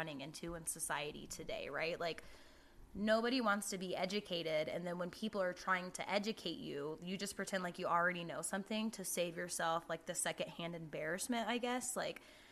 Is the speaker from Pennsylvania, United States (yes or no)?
no; Jacksonville, Florida, United States; moved away; I'm from Jacksonville